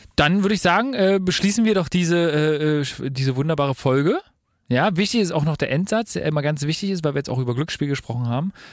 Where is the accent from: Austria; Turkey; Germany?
Germany; bei uns in Deutschland